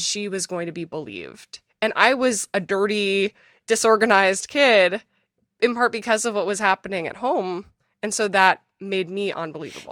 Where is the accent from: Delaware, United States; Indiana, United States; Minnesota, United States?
Minnesota, United States; moved away as an adult; now in New York City, United States; I was born in Minnesota, to a two-parent family